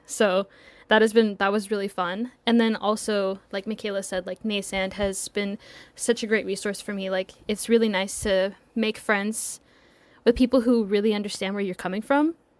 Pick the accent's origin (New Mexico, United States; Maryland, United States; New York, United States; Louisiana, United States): New Mexico, United States; Laguna; moved away as an adult; So I'm from, um, this small reservation called Laguna. So it's, like, part of the Laguna Pueblo. It's probably about fifty miles west